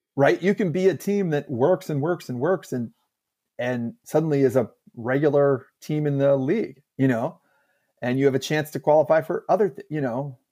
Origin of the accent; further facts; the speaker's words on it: United States; us, American fans